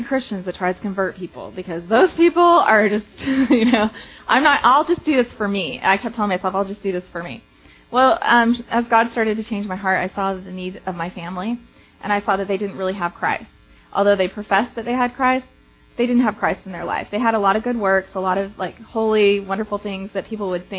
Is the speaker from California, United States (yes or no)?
no; Provo, Utah, United States; moved away as an adult; now in Dallas, United States; I was born and raised in Provo, Utah